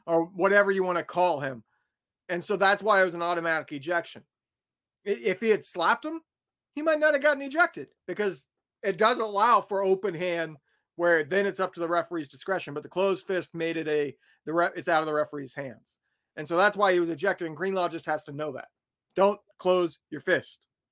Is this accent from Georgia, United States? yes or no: no; Indiana, United States; I grew up in Indiana